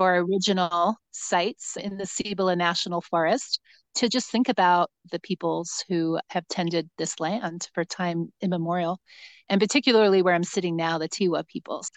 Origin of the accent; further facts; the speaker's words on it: New Jersey, United States; now in New Mexico, United States; I grew up in New Jersey